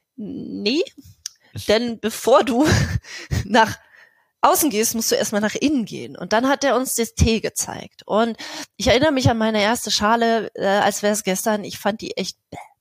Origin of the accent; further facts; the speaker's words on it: East Germany, Germany; ich bin, bin ein Ossi durch und durch